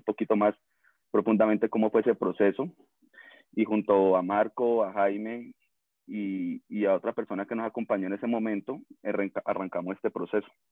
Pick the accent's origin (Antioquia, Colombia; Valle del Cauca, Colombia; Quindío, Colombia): Valle del Cauca, Colombia; Cali; caleño, recaleño